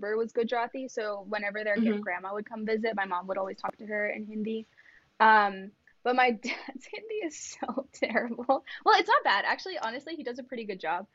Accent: Silicon Valley, California, United States; first language Kannada; English is a second language; moved away as an adult; also born or lived in New Jersey; now in Southern California, United States; growing up in the Bay, which is, or I should say the Silicon Valley

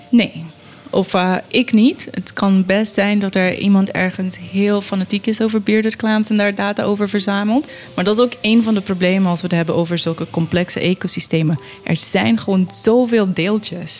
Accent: Curaçao; ik ben op Curaçao opgegroeid en ook rond vissers

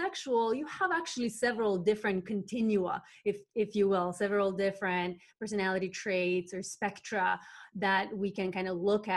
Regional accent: North Macedonia; where I was growing up in Macedonia, small southeastern country in that used to be part of former Yugoslavia

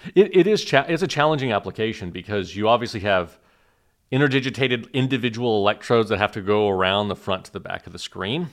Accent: Oklahoma, United States; moved away as an adult; also born or lived in Killeen, Texas / Urbana-Champaign, Illinois / Cambridge, Massachusetts; now in Austin, United States; I was born in Killeen, so I'm a native Texan. I was raised in Oklahoma

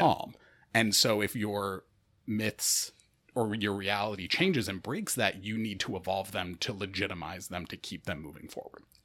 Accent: Rochester, New York, United States; I'm from Rochester, New York.

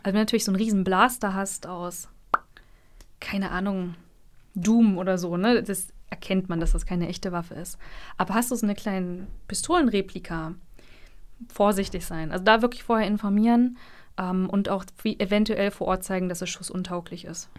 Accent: Mecklenburg-Vorpommern, Germany; moved away as an adult; also born or lived in Rostock; now in Jena, Germany; ich komme ursprünglich aus Mecklenburg und bin vor zweieinhalb Jahren nach Jena gezogen

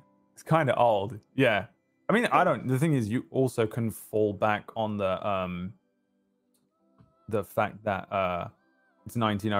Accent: London, United Kingdom; accent: English; It's basically where I'm from.

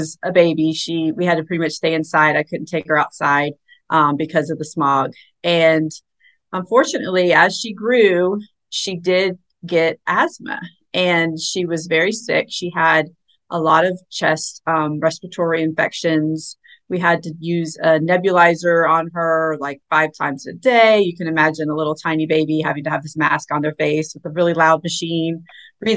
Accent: Tallahassee, Florida, United States; also born or lived in Atlanta, Georgia; I'm from Tallahassee, and I went to Florida State, go Noles, and moved to Atlanta with my husband

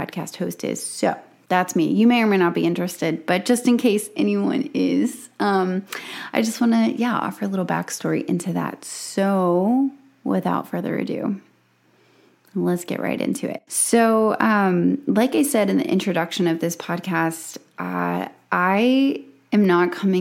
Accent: South Alabama, United States; I grew up in South Alabama, where I homeschooled

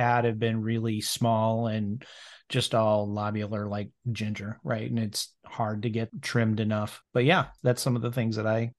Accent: Iowa, United States; now in Kansas, United States; I grew up in Iowa.

